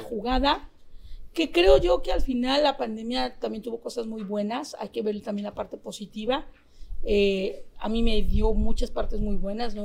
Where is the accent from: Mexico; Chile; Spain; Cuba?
Mexico; nosotros como mexicanos